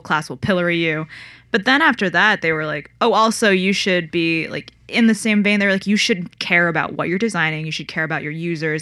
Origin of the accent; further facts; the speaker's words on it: Connecticut, United States; I grew up in Connecticut